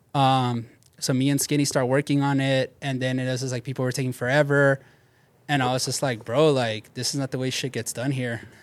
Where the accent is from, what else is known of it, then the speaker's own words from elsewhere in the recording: Bell, California, United States; I grew up in Bell